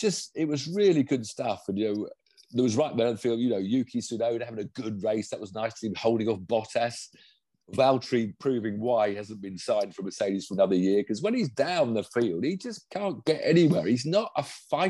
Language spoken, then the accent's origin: English; United Kingdom; I'm British